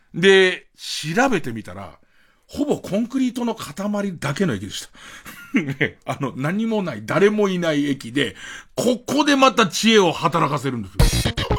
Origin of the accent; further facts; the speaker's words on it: Tokyo, Japan; 江戸っ子だからさ